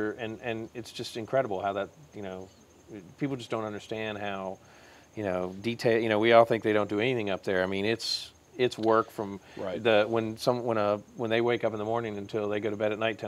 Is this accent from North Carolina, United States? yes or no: yes; Winston-Salem, North Carolina, United States; I grew up in Clemens West, and we moved in 84 to the police trap on South Creek Parkway.